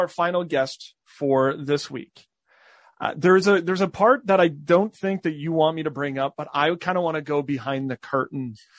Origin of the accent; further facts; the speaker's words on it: Canada; we are from Canada.